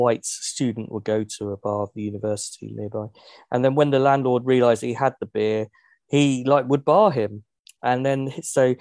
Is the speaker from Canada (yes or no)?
no; Dunstable, East of England, United Kingdom; when I was 15, so I grew up in Dunstable, and Dunstable's in Bedfordshire next to Luton.